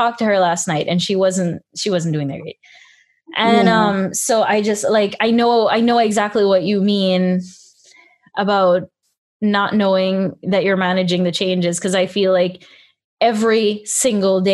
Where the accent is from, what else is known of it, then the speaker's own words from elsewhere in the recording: Belize; when I was small, you know, I grew up in Belize